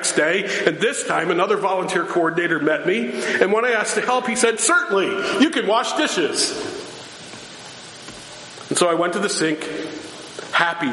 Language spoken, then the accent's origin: English; Chicago, Illinois, United States; I'm from Chicago